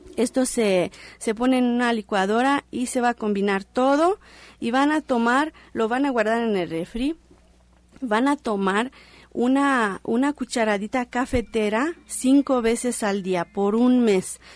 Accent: Romania; now in Mexico; mi país de nacimiento que es Rumania

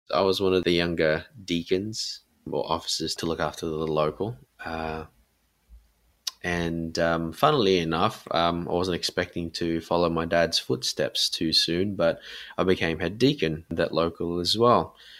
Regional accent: Sydney, New South Wales, Australia; me, um, in Sydney

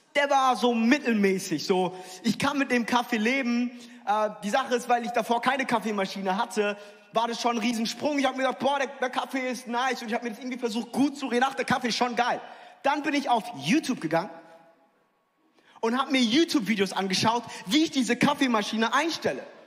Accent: near Frankfurt, Hesse, Germany; ich bin in der Nähe von Frankfurt aufgewachsen

